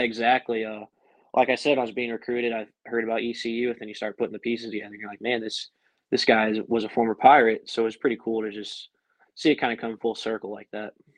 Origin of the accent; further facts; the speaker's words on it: about an hour north of Denver, Colorado, United States; moved away as an adult; also born or lived in Greenville, North Carolina; I grew up about an hour north of Denver